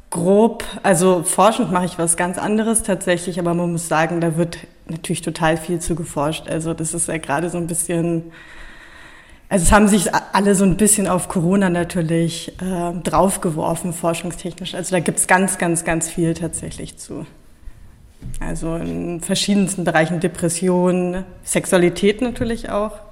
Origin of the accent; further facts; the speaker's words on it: Bonn, North Rhine-Westphalia, Germany; born there; now in Berlin, Germany; Äh, ich komme aus Berlin. Also gebürtig komme ich eigentlich aus Bonn. Das muss man immer sagen, wenn man aus Berlin kommt, wo man eigentlich herkommt.